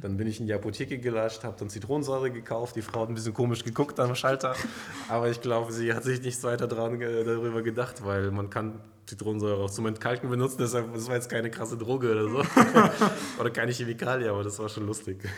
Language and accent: German; near Stuttgart, Baden-Württemberg, Germany; also born or lived in Kazakhstan; Ich bin ursprünglich aufgewachsen in Kasachstan mhm. bis zu meinem zehnten Lebensjahr. Dann bin ich nach Deutschland gekommen und ja, habe dann eben mein Abi gemacht in der Nähe von Stuttgart